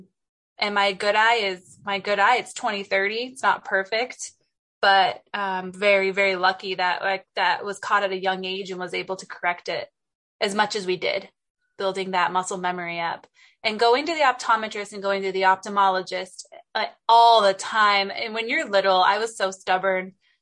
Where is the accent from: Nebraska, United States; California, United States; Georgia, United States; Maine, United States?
California, United States; San Diego; growing up in Southern California, San Diego was amazing.